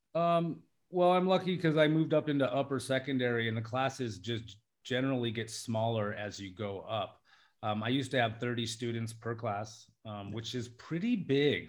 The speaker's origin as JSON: {"language": "English", "region": "Alaska", "country": "United States", "also_born_or_lived": "Las Vegas", "moved": "yes", "lives_now": "Thailand", "said": "I'm from Alaska, uh, in the United States"}